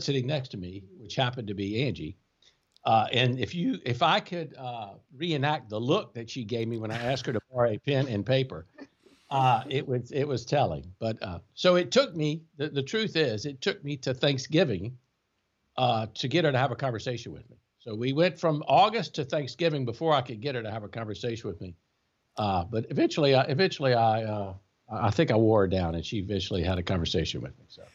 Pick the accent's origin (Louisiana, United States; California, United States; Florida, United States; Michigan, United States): Louisiana, United States; Baker; moved away as an adult; also born or lived in Baton Rouge, Louisiana / Shreveport, Louisiana / New Orleans, Louisiana; now in Lafayette, United States; I was born on the, in Baton Rouge, uh, and grew up in a small town just north of Baton Rouge called Baker